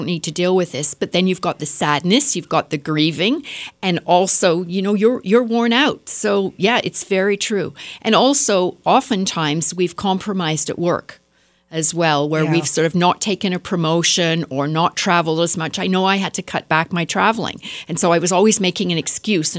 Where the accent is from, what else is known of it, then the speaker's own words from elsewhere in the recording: Canada; I'm Canadian